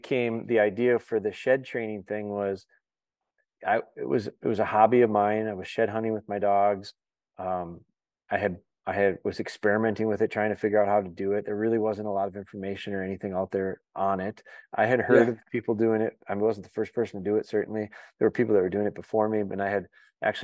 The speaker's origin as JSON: {"language": "English", "region": "Wisconsin", "country": "United States", "tie": "born or raised there", "also_born_or_lived": "Green Bay, Wisconsin", "said": "I'm from Wisconsin, I was born in Northern Wisconsin and lived there till about fifth or sixth grade. And then I moved down to the Green Bay area."}